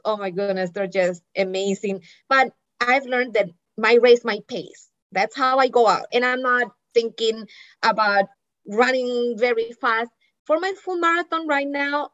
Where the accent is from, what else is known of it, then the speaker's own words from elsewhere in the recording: Barranquilla, Atlántico, Colombia; moved away as an adult; also born or lived in New England, United States; now in United States; I grew up in Barranquilla, Colombia, where it is hot and humid